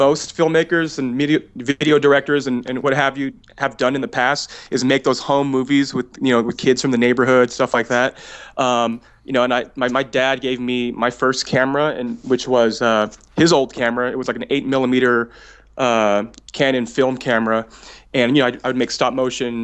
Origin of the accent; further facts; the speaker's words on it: California, United States; moved away as an adult; also born or lived in Memphis / Phoenix; I'm from California